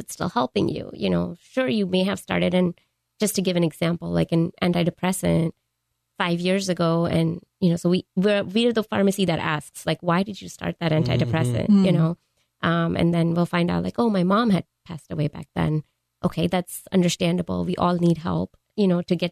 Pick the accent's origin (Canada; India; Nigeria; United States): India; Mumbai, Maharashtra; moved away; I grew up in India, in Mumbai